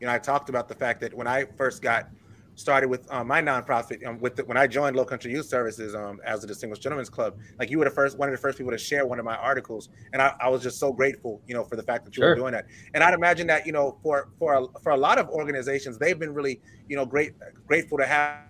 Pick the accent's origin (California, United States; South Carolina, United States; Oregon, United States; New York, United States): South Carolina, United States; Charleston; I am born and raised in Charleston